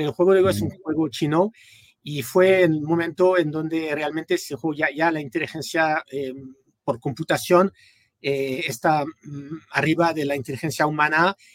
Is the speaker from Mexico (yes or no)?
no; France; Spanish is a second language; also born or lived in United States; eh, soy francés originalmente, pero bueno, casi toda mi vida la viví en los Estados Unidos. Eh, estudié en, en California